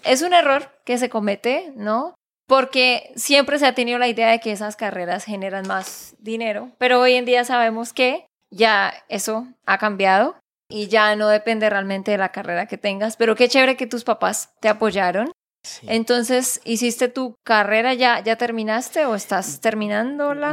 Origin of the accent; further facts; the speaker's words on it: Santander, Colombia; de Santander, Colombia